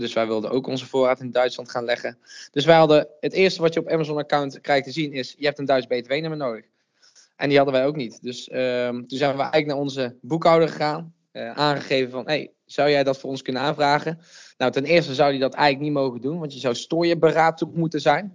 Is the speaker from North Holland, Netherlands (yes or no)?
no; Uden, North Brabant, Netherlands; now in Nijmegen, Netherlands; Oorspronkelijk kom ik uit Uden, een klein dorpje in het zuidoosten van Brabant